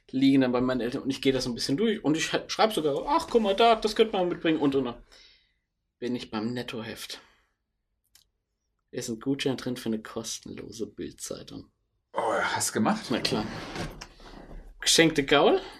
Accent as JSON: {"language": "German", "region": "Vienna", "country": "Austria", "said": "In meine Heimat."}